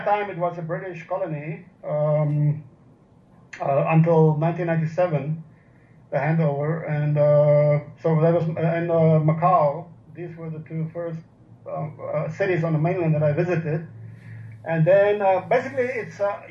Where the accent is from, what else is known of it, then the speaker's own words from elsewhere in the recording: Orange Free State, South Africa; also born or lived in China / Philippines; now in Tagbina, Philippines; I was born in the Orange Free State